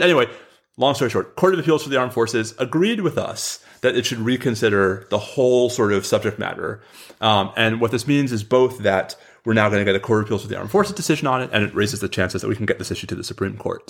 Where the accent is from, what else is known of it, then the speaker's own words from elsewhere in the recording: New York, United States; also born or lived in Washington, D.C.; now in Austin, United States; I grew up in New York